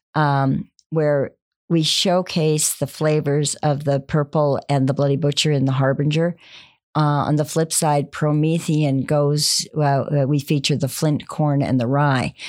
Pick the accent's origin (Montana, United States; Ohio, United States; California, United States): Montana, United States; now in Texas, United States; I grew up in Montana